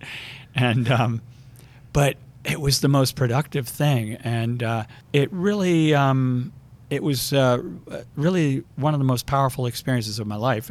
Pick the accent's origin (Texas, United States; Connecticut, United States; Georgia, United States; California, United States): Connecticut, United States; I grew up outside of New York, mostly in Connecticut.